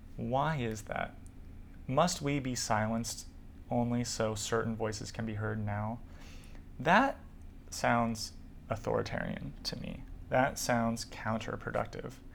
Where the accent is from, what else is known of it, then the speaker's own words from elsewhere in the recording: United States; also born or lived in California / New York; So I really identify as a Californian and a New Yorker, where I grew up, uh, my family coming from both places